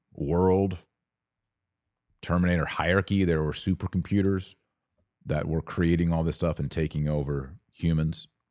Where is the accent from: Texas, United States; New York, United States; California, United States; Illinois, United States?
Texas, United States; Fort Worth; I was born in Fort Worth, Texas